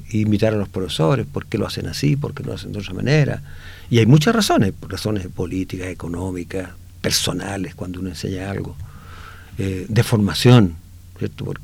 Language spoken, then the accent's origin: Spanish; Inca de Oro, Atacama, Chile; also born or lived in Copiapó; yo nací en Inca de Oro.